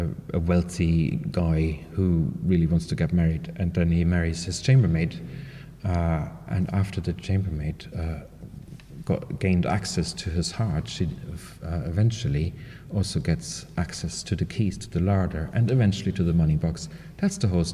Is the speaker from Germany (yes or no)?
yes; East Germany, Germany; moved away as an adult; now in Ireland; I grew up in East Germany back in those days, behind the Iron Curtain, and I went to college there.